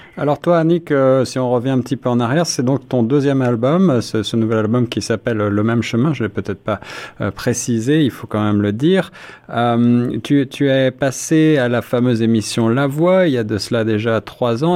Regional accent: France; accent: French; moved away; also born or lived in Paris; comme vous pouvez le deviner à mon accent, suis français

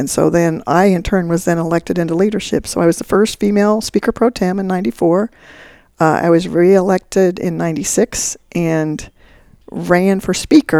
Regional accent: Wichita, Kansas, United States; Mike Hayden was governor, and I was from Wichita

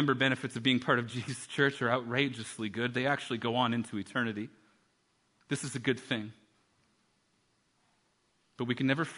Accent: Canada; we're from Canada

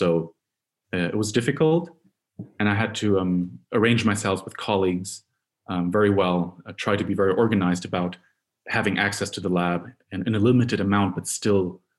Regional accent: Munich, Bavaria, Germany; I'm originally from Munich and have been at the Institute for about 3 years now.

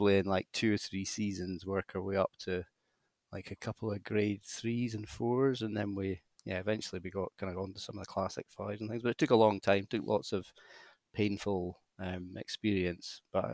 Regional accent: Aberdeen, Scotland, United Kingdom; moved away as an adult; also born or lived in Edinburgh; Aberdeen is my hometown. I'm born and bred, pedigree Aberdonian.

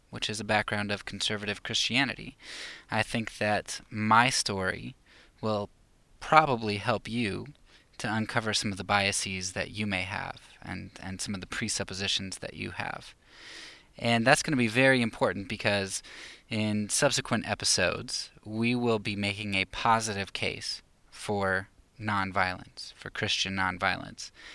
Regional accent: Pennsylvania, United States; moved away as an adult; now in Romania; I'm not from the Bible Belt of the South, but, um, kind of a Bible Belt up in Pennsylvania

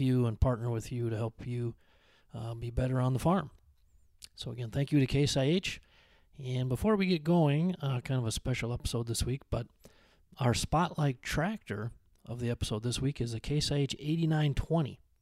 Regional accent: Benson, Minnesota, United States; moved away; my hometown of Benson, Minnesota

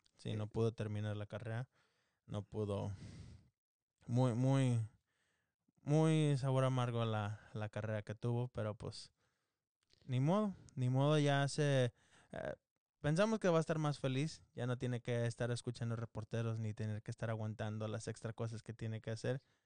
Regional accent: Mexico; Los dos somos mexicanos

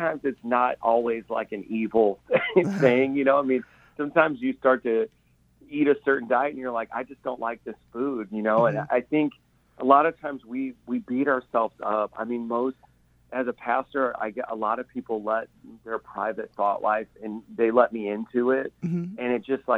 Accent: Indiana, United States; moved away as an adult; now in New York City, United States; We're from Indiana, so I always tell everyone we're half hillbilly. we're just simple people from, you know, there were cornfields in our neighborhood

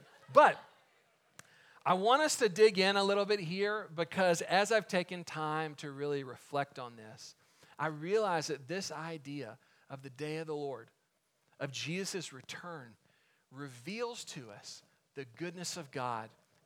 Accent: Waco, Texas, United States; David Koresh and the Davidians, they get into their conflict with the ATF just outside of my hometown

